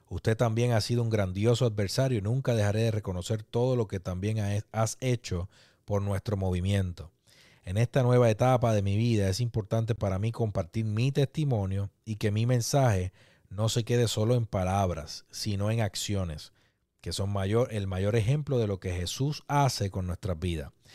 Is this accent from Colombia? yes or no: no; Puerto Rico; nosotros como puertorriqueños